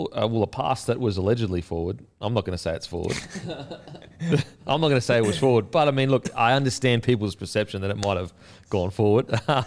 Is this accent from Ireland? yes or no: no; Gold Coast, Queensland, Australia; born or raised there